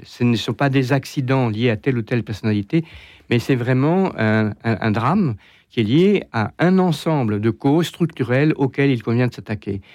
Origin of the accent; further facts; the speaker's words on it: France; chez nous en France